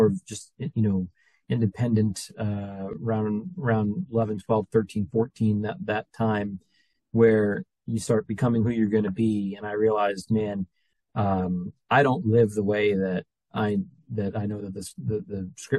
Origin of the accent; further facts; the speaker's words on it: New Jersey, United States; moved away; I'm from New Jersey